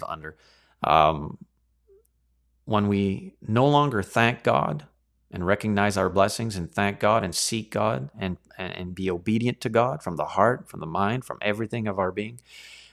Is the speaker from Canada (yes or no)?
yes; Canada; me here as a Canadian in Chinada